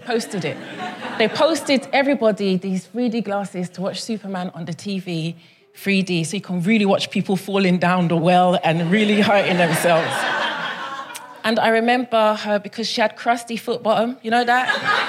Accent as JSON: {"language": "English", "town": "Brixton", "region": "London", "country": "United Kingdom", "said": "I come all the way from Brixton. I'm very excited to be here."}